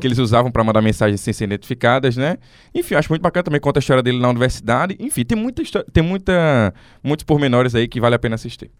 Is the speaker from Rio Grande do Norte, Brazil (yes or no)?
yes; near Porto do Mangue, Rio Grande do Norte, Brazil; Porto do Mangue, só um detalhe, é perto da minha cidade, de onde eu nasci